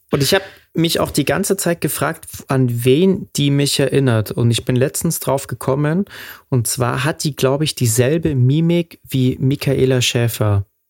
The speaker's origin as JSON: {"language": "German", "town": "Munich", "region": "Bavaria", "country": "Germany", "tie": "born or raised there", "said": "der hat ja auch schon in dem Haus gewohnt, wo ich aufgewachsen bin, äh, im Glockenbachviertel"}